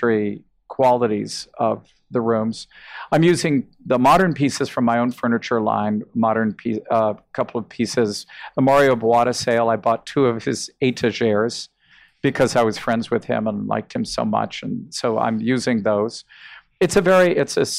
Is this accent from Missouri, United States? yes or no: yes; Kansas City, Missouri, United States; now in New York, United States; I came from Kansas City originally